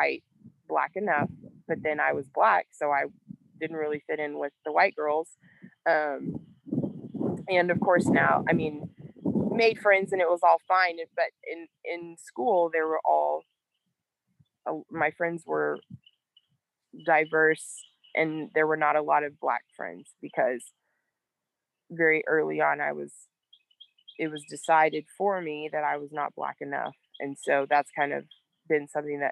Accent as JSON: {"language": "English", "region": "Texas", "country": "United States", "said": "I'm literally just from Texas"}